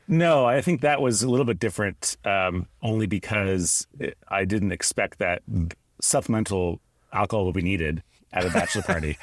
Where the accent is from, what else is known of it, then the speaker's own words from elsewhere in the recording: Canada; I grew up in Canada